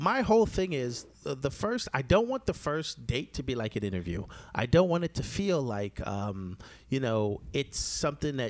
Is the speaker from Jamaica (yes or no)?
yes; Jamaica; me being Jamaican